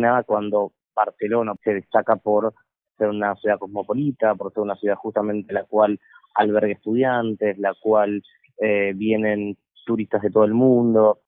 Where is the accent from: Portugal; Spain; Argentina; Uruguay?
Argentina; moved away; siendo extranjero, y es más, en mi país, en Argentina